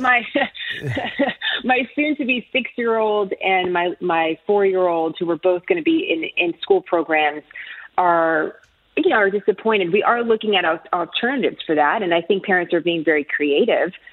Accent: San Francisco, California, United States; now in Texas, United States; when I grew up in San Francisco

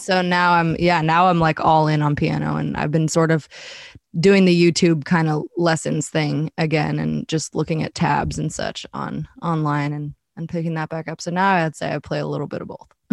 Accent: Boulder, Colorado, United States; moved away as an adult; also born or lived in San Diego / Los Angeles; now in Nashville, United States; I was born in Boulder, Colorado, and, uh, I lived there pretty much my whole life

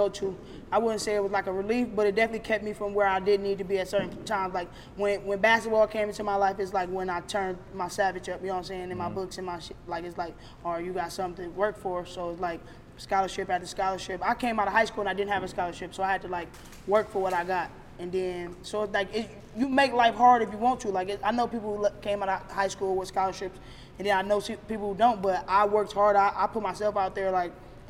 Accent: Cleveland, Ohio, United States; I grew up all around Cleveland

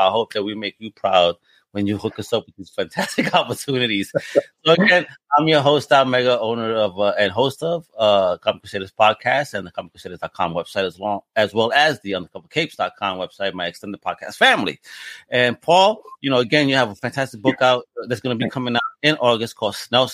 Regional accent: New York, United States; moved away; also born or lived in Massachusetts / Rhode Island; I grew up in New York, and then I spent several years in Massachusetts and Rhode Island

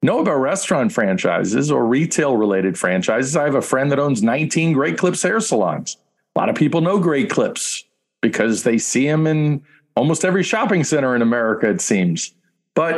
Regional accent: New York, United States; I'm a guy from New York

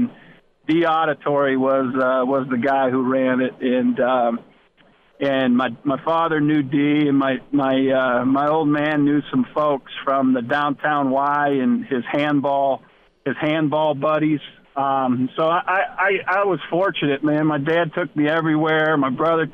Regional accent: Erie, Pennsylvania, United States; moved away; Erie, Pennsylvania was in 1985.

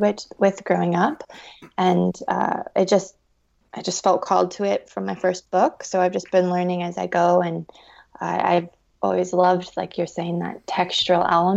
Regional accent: Southeast Alaska, United States; I'm from Southeast Alaska. I've grown up on the beaches and in the rainforest

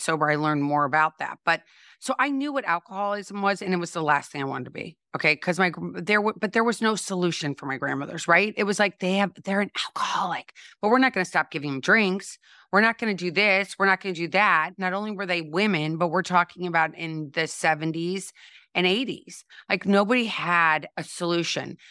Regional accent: St. Louis, Missouri, United States; I grew up in Saint Louis, Missouri, and I always like to say home of Anheuser-Busch

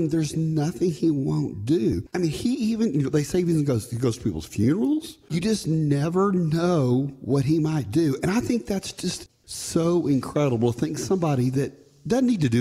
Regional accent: Texas, United States; I'm from Texas

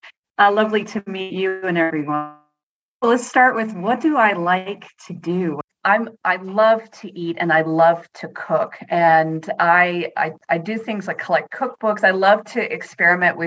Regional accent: United States; accent: American; moved away as an adult; also born or lived in Netherlands; now in Northampton, United Kingdom; I am American, but I actually live in Northampton in the UK

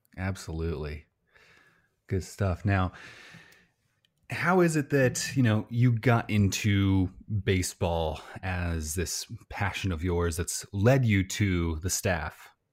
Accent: Illinois, United States; I'm from Illinois

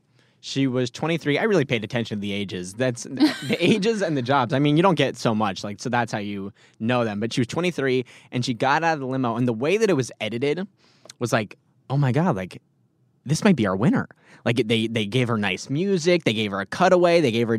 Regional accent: Los Angeles, California, United States; Again. Los Angeles.

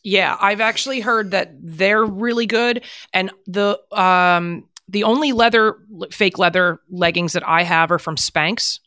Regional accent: New Jersey, United States; moved away as an adult; also born or lived in Manhattan, New York; when I was a kid growing up in New Jersey

